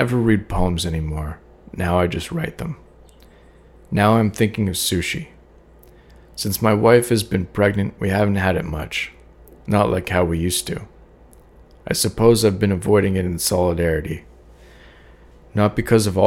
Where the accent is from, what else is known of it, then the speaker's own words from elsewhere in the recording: Calgary, Alberta, Canada; moved away as an adult; now in Toronto, Canada; I moved up to this city that was way bigger than Calgary, where I grew up